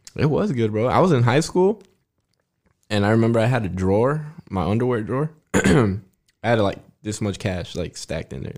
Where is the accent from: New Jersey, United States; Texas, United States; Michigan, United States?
Texas, United States; Fort Stockton; I was born in Fort Stockton, Texas